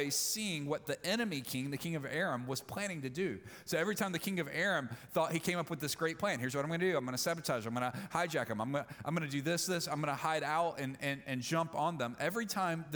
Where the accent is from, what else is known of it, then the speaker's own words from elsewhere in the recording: Mississippi, United States; I grew up in Mississippi